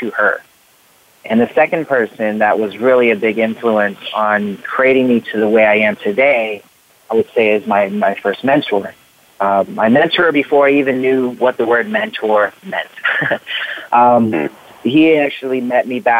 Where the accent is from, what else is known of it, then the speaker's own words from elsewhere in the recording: Riverside, California, United States; I was born in Riverside, California. So I was born and raised, and I mean, I've literally, like, lived only in California